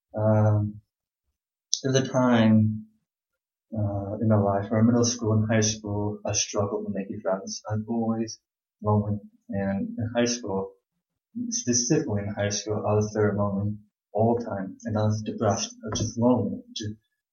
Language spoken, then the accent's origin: English; Houston, Texas, United States; I'm from Houston, Texas